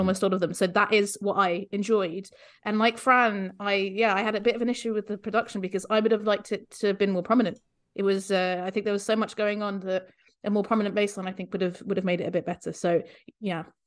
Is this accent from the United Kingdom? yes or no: no; Luxembourg; moved away; I grew up in Luxembourg